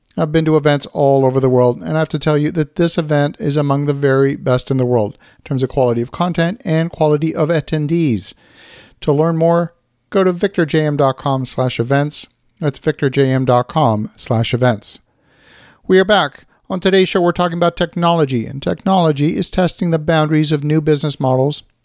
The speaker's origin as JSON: {"language": "English", "country": "Canada", "said": "as a Canadian"}